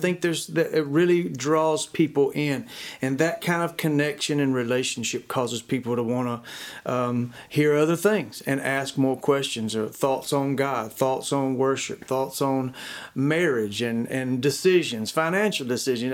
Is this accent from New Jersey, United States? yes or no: no; Dacula, Georgia, United States; I grew up in Decula, Georgia, a small town, grew up on a chicken farm